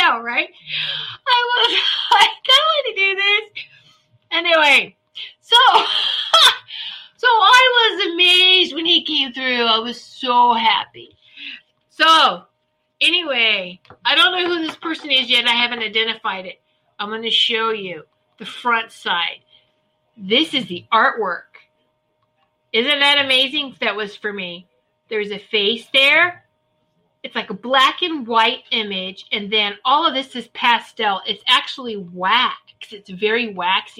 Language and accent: English; Norfolk, Virginia, United States; I grew up in Norfolk, Virginia Beach area.